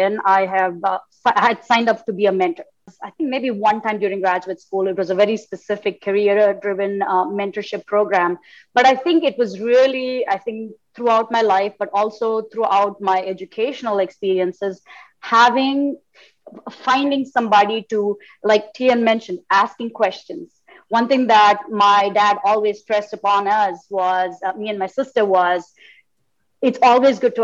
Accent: India; moved away as an adult; now in United States; I grew up in India and came to the States, many years back, let's just put it that way, for graduate school

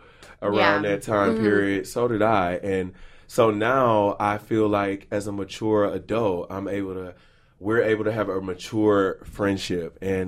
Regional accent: Beaumont, Texas, United States; moved away; when I moved here from Beaumont, Texas

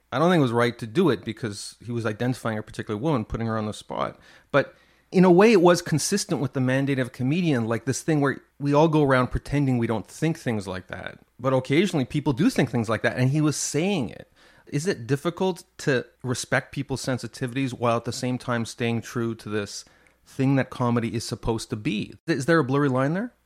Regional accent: Montreal, Quebec, Canada; I grew up in Montreal

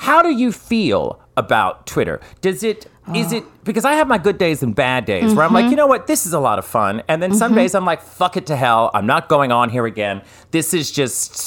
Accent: New Orleans, Louisiana, United States; I'm from New Orleans

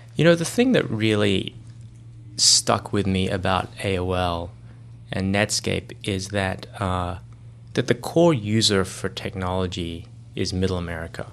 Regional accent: Australia; moved away as an adult; also born or lived in Sydney / Johannesburg; I grew up in Australia

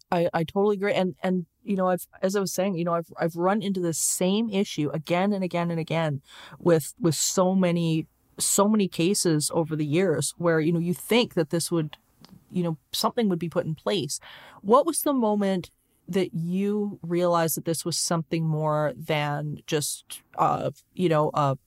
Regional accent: Leduc, Alberta, Canada; born there; I was born in Leduc, Alberta, which is at the time is extremely small town, and everybody knows your business.

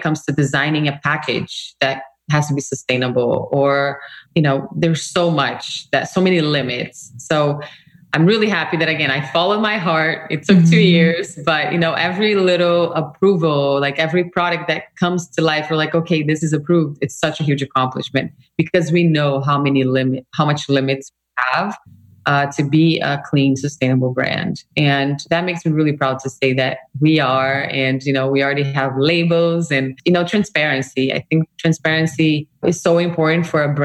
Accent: Brazil; moved away; I come from Brazil, a very multicultural country, right? My heritage is like, I grew up in this world

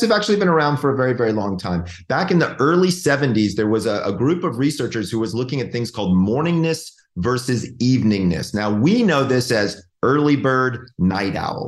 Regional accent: Georgia, United States; moved away; I'm from Georgia. Like it's like old home for me.

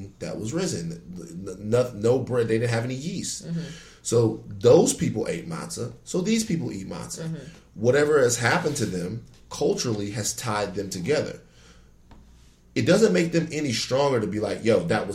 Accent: Baton Rouge, Louisiana, United States; moved away as an adult; now in Los Angeles, United States; I'm from the South, like the real South

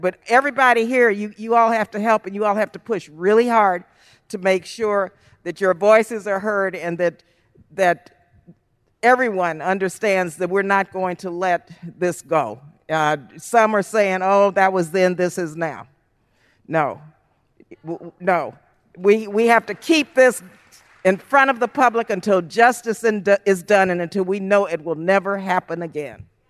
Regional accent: El Paso, Texas, United States; moved away; I was born and raised in El Paso, Texas.

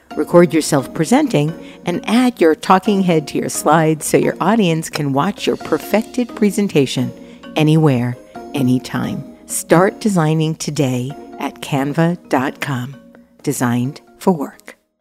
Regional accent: Long Island, New York, United States; as I was growing up on Long Island

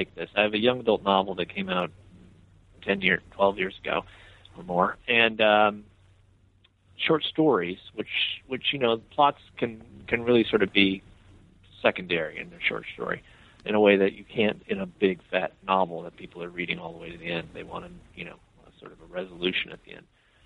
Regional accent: Iowa City, Iowa, United States; now in Memphis, United States; I'm from Iowa. I'm from Iowa City, Iowa, up north

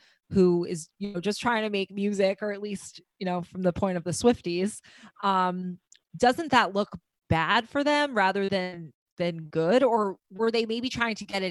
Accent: New York, United States; we are obviously from New York

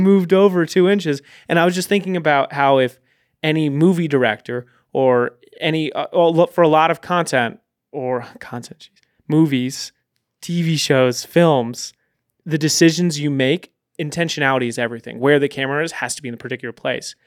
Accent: Storrs, Connecticut, United States; moved away; also born or lived in Texas; I grew up in stores

